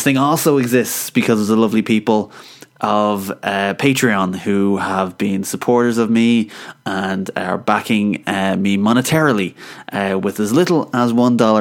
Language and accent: English; Ireland; I'm Irish